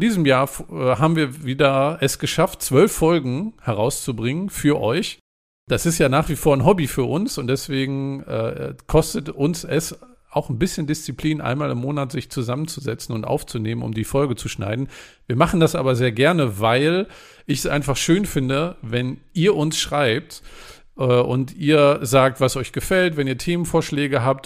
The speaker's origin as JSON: {"language": "German", "country": "Germany", "said": "als Deutscher"}